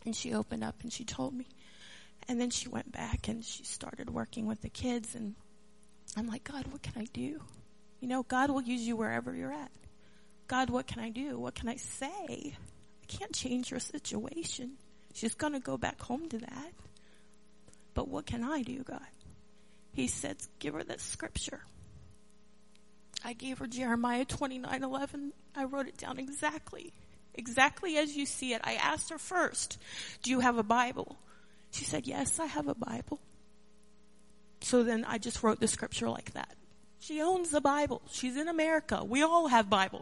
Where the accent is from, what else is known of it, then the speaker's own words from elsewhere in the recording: Maryland, United States; now in North Carolina, United States; I grew up in Maryland